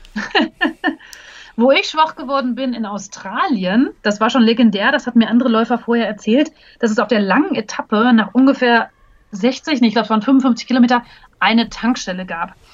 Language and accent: German; Hagen, North Rhine-Westphalia, Germany; also born or lived in Berlin; now in Munich, Germany; in meiner Geburtsstadt Hagen